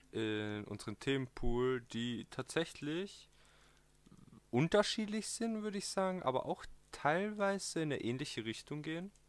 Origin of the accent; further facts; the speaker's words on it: southern Austria, Austria; Vielleicht kommt manchmal ein Dialekt durch oder ein Akzent, je nachdem. Ähm, wir kommen aus dem Süden von Österreich.